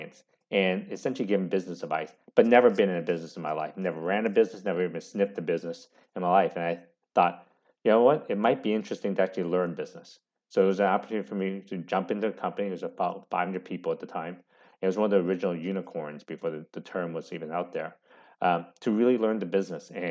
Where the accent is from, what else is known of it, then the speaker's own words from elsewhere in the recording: San Francisco Bay Area, California, United States; I grew up in the San Francisco Bay Area